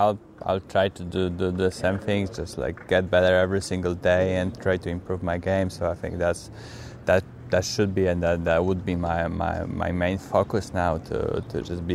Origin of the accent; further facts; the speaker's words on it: Poland; English is a second language; I'm from Poland, and most of the courts are clay court there.